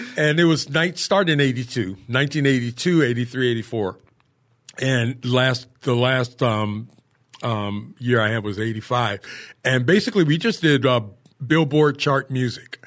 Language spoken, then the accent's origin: English; Cleveland, Ohio, United States; moved away as an adult; also born or lived in San Diego; now in Oceanside, United States; I was born and raised in Cleveland, Ohio